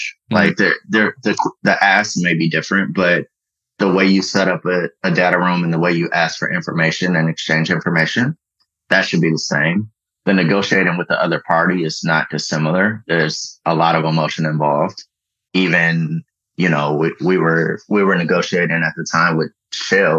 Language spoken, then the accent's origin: English; Detroit, Michigan, United States; moved away as an adult; also born or lived in Washington, D.C.; I'm from Detroit. I went to Detroit Public Schools.